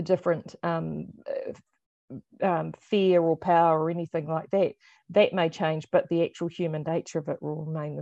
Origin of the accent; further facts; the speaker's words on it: New Zealand; at sixth form in high school, and at that time, of course, it was the height of the Cold War, so they were using the book as an allegory to actually explain to us in utopian New Zealand